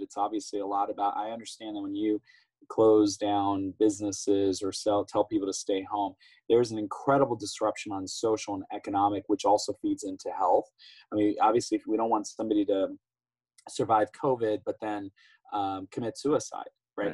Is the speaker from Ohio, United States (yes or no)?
yes; Ohio, United States; my home state of Ohio